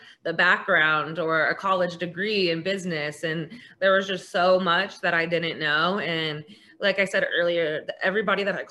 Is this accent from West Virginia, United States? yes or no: yes; West Virginia, United States; now in Florida, United States; I live in Florida now. I mean, I grew up in West Virginia